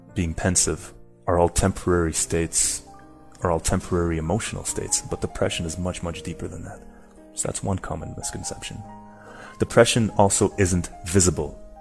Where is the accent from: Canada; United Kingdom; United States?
Canada; moved away as an adult; now in Madrid, Spain; So I'm Canadian, but uh, currently living in Madrid